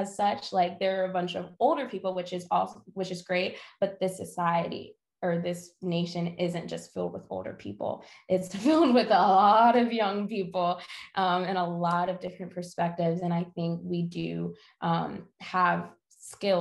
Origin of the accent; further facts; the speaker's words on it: Atlanta, Georgia, United States; now in Greensboro, United States; I'm from Atlanta, I'm not from North Carolina